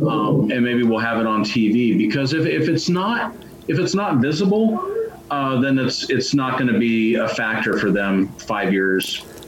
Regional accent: Tacoma, Washington, United States; also born or lived in Gig Harbor; growing up in Tacoma and Gig Harbor.

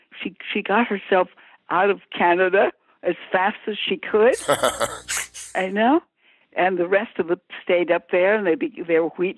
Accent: Minnesota, United States; moved away as an adult; I was from Minnesota and we had nothing

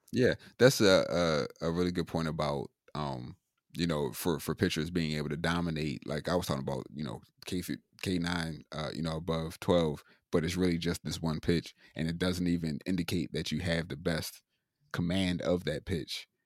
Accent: Maryland, United States; moved away; I'm originally from Maryland

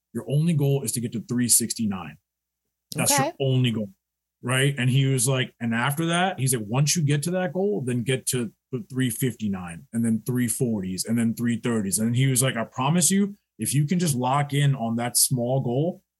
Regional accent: New York, United States; We're from New York

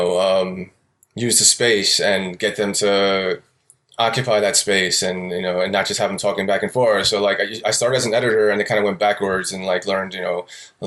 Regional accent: New York City, New York, United States; moved away as an adult; now in Oakland, United States; I grew up in New York City, Astoria, Queens. I lived there about pretty much my whole life

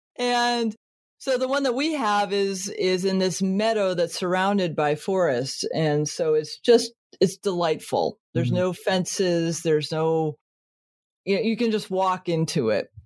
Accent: Connecticut, United States; I was born in Connecticut

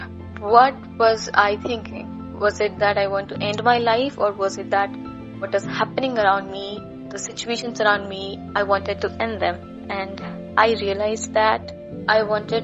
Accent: Andhra Pradesh, India; I am from Andhra Pradesh

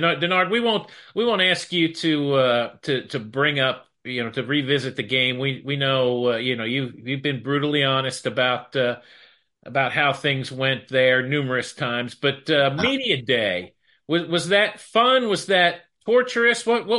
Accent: Philadelphia, Pennsylvania, United States; moved away as an adult; now in Dallas, United States; I grew up in Philadelphia, went to school at SMU

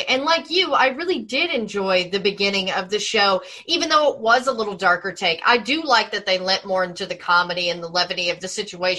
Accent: the South, United States; growing up in the South like I did.

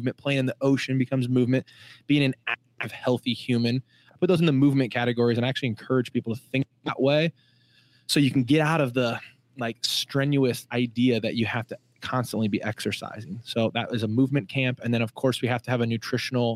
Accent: Illinois, United States; now in San Diego, United States; I'm from Illinois

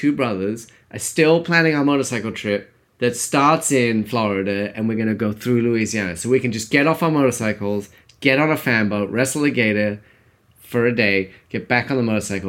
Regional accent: England, United Kingdom; I'm from England.

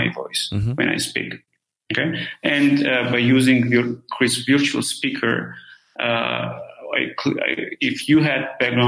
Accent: Armenia; moved away; I'm originally from Armenia

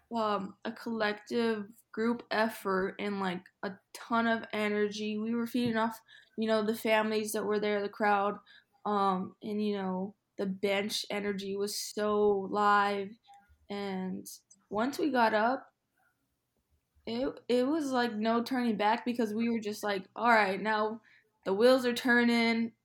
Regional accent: Phoenix, Arizona, United States; moved away as an adult; now in Chicago, United States; I'm from Phoenix

